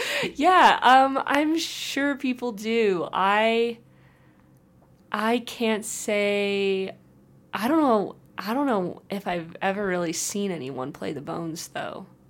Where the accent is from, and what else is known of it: Holland, Michigan, United States; born or raised there; moved away